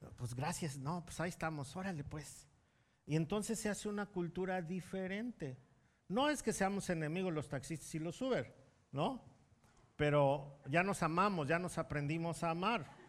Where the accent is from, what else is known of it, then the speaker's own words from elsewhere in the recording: Mexico; como mexicanos